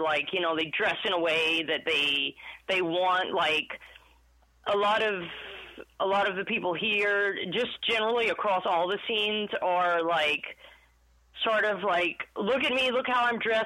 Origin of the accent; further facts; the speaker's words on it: Jennings, Louisiana, United States; moved away as an adult; now in Austin, United States; I was born and raised in Jennings